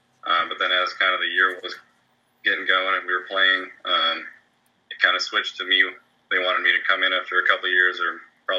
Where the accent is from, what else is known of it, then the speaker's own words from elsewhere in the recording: Minnesota, United States; So I'm originally from Minnesota.